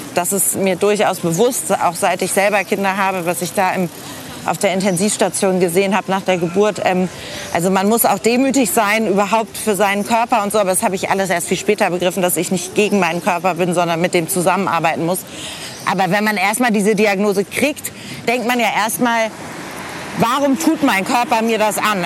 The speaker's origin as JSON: {"language": "German", "region": "Hamburg", "country": "Germany", "tie": "born or raised there", "also_born_or_lived": "Paris / Boston", "moved": "as an adult", "lives_now": "Frankfurt am Main, Germany", "said": "ich habe meine Kindheit sehr schön in Hamburg-Eppendorf verbracht"}